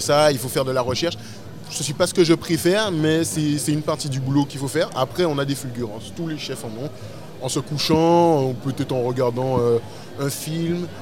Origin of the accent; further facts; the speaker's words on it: Sainte-Rose, Guadeloupe; also born or lived in Pointe-à-Pitre; now in Paris, France; je viens précisément de Sainte-Rose, mais euh, ma famille est de Pointe-à-Pitre. Moi j'ai fait toutes mes classes à Pointe-à-Pitre, mais j'ai toujours vécu à Sainte-Rose